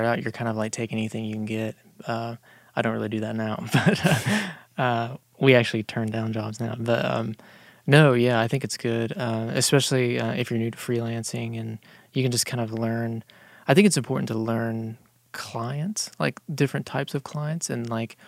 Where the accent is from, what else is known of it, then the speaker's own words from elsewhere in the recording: Tampa, Florida, United States; now in Dallas, United States; I'm from Tampa. Lived there for 13 years.